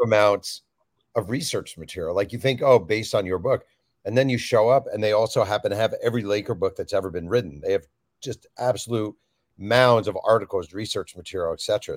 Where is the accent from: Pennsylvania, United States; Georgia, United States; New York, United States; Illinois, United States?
New York, United States; I grew up in New York, a New Jersey Nets fan